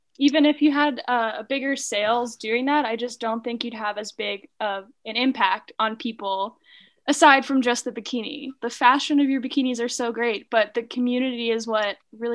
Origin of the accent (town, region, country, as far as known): Pennsylvania, United States; now in Reno, United States